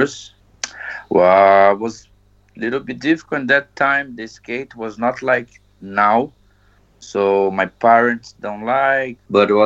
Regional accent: Brazil; English is a second language; also born or lived in Maringá, Paraná, Brazil; now in Iceland; I'm from Brazil and currently live in Iceland.

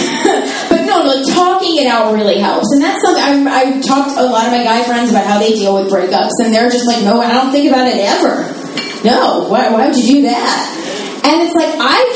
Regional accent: Philadelphia, Pennsylvania, United States; I'm from Philadelphia

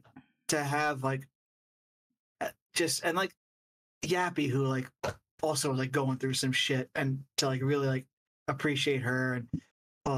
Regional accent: New York City, New York, United States; I'm from New York, you know, and I'm familiar with the area.

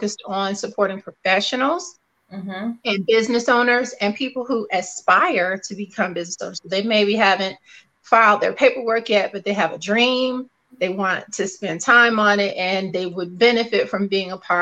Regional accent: Detroit, Michigan, United States; moved away as an adult; also born or lived in Durham County, North Carolina / Maryland; now in North Carolina, United States; I was born in Durham County, North Carolina. So I'm claiming, I was letting Dolores know I'm going to claim Durham County, even though I moved to Detroit, Michigan at the age of 2 and grew up in Detroit, Michigan

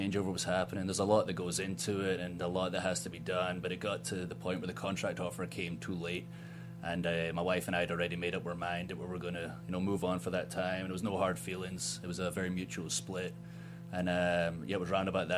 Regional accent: Ayrshire, Scotland, United Kingdom; moved away as an adult; now in Tampa, United States; I'm from Scotland. I'm from 30 minutes from Glasgow. I spent 21 years there, but I've spent a third of my life in America

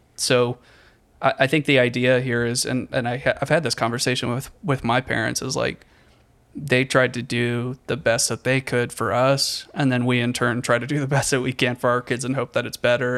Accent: Richmond, Virginia, United States; moved away as an adult; also born or lived in Charleston / eastern North Carolina; now in North Carolina, United States; I grew up in Richmond

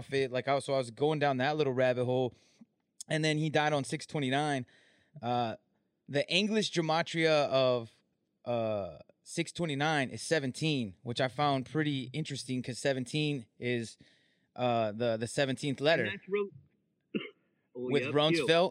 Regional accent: Southern California, United States; I'm from Southern California

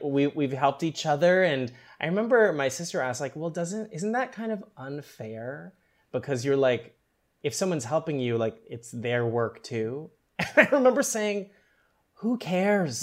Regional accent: Canada; I was born in Canada

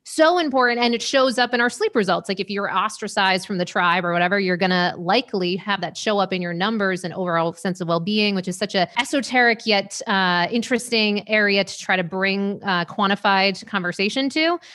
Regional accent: Maine, United States; moved away; also born or lived in New York / Las Vegas; I was born in Maine, you know, lived in New York for a bunch of years.

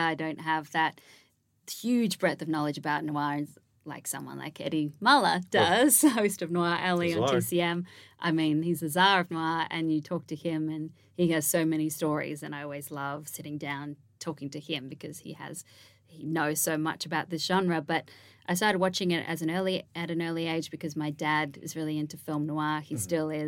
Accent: Canberra, Australian Capital Territory, Australia; moved away as an adult; now in United States; I always felt growing up in Canberra, which is the capital of Australia

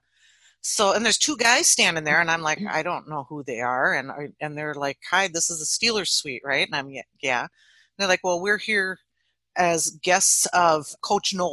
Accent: Stuartville, Minnesota, United States; Well, oh, we're from Stuartville, Minnesota.

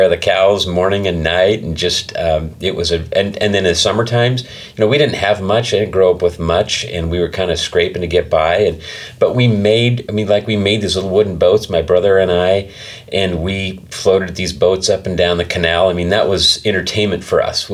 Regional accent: Eastern Idaho, United States; also born or lived in Utah / Chubbuck, Idaho / Blackfoot, Idaho; I grew up in Eastern Idaho. I was born in Utah, but I don't remember anything about living there

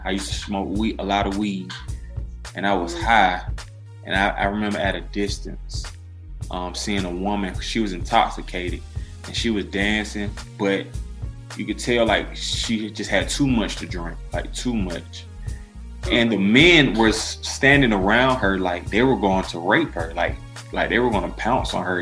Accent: Decatur, Georgia, United States; I grew up in Decatur, that is on the east side of Atlanta

